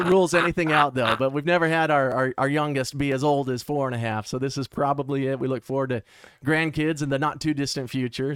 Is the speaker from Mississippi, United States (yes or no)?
no; Mesa, Arizona, United States; Born and raised in Mesa